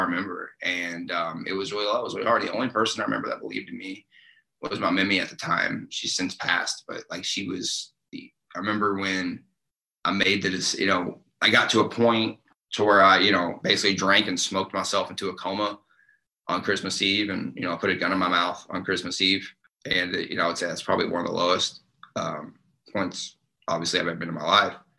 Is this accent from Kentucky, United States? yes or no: yes; Eastern Kentucky, United States; moved away; I grew up in Eastern Kentucky